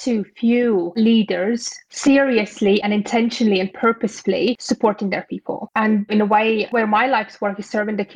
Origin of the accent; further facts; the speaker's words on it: Latvia; also born or lived in United Kingdom; now in South America; I'm originally from Latvia. I have spent over a decade in the UK, working there, living there, studying there, building my career out there. And currently I live in South America